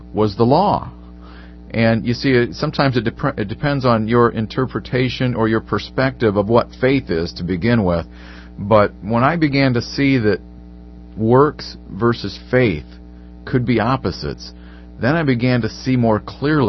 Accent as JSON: {"language": "English", "country": "United States", "said": "as an American citizen"}